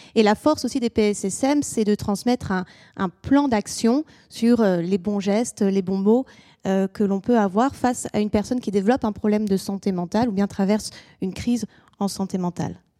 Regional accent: France; also born or lived in England; chez nous en France

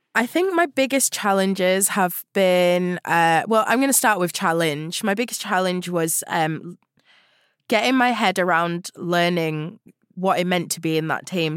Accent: Huddersfield, Yorkshire and the Humber, United Kingdom; I grew up in West Yorkshire in a town called Huddersfield

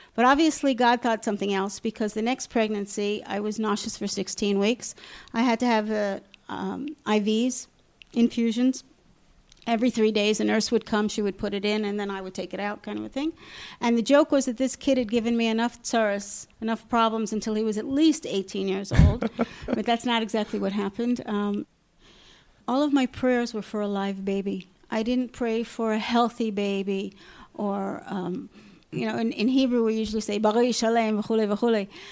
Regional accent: Long Island, New York, United States; moved away as an adult; also born or lived in Alaska; now in Safed, Israel; I grew up in New York. Uh, I grew up in Long Island

